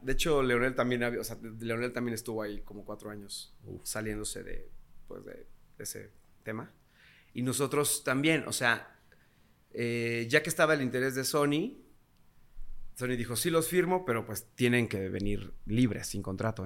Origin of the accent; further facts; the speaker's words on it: Tulancingo, Hidalgo, Mexico; nosotros somos de Tulancingo Hidalgo